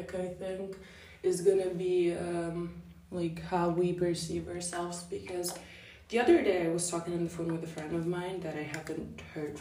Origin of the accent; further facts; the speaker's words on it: Italy; I'm 17 years old, and I am from Italy